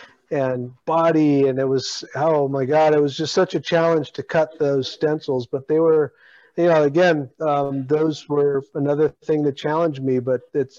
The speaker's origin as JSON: {"language": "English", "region": "Alaska", "country": "United States", "said": "oh, I'm Alaskan native too"}